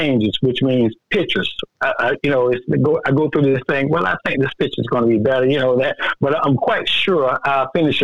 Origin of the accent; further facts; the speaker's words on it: South Georgia, United States; I'm representing the state of the South Georgia. I'm representing my hometown